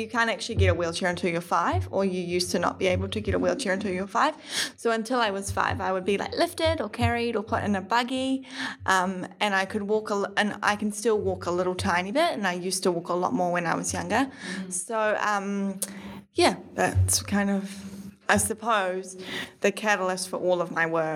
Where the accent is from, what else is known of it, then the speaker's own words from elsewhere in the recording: Auckland, New Zealand; also born or lived in Warkworth; I am from Auckland. I was born at National Women's Hospital